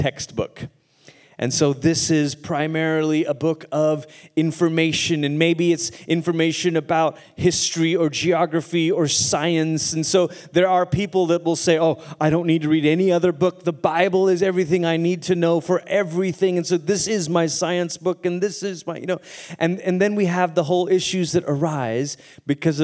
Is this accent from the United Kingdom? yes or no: no; Malaysia; first language English; moved away as an adult; also born or lived in Portland, Oregon, United States / Tulsa, Oklahoma, United States; now in United States; I grew up in Malaysia